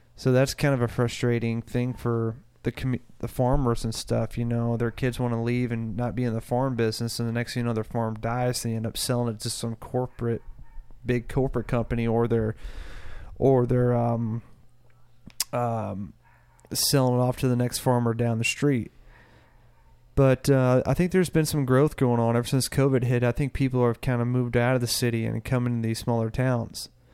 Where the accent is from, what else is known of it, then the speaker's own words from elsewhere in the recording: North Central Kansas, United States; moved away as an adult; also born or lived in Nashville; my home state is when I moved out of Kansas